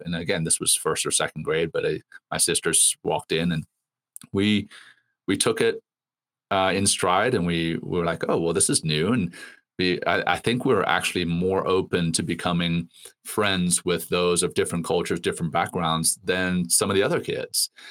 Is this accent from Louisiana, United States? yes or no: yes; Ruston, Louisiana, United States; also born or lived in Cape Town, South Africa / Johannesburg, South Africa; I was born in Cape Town uh, and moved to Johannesburg when uh, I think I was three or four, and then moved from Johannesburg to Louisiana uh, uh, in in the states when I was seven